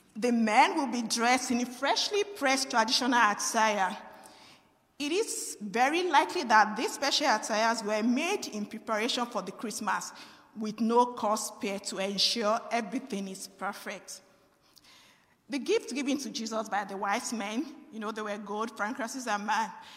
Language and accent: English; Nigeria; moved away; I am from Nigeria